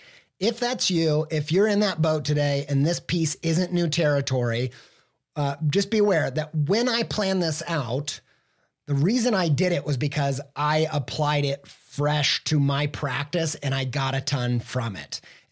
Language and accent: English; Indiana, United States; accent: Midwestern; No, I grew up not in the southern half of France, but southern Indiana.